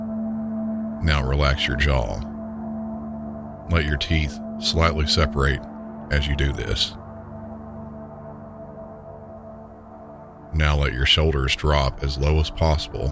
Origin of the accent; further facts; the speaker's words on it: Southern, United States; accent: Southern; my normal Southern accent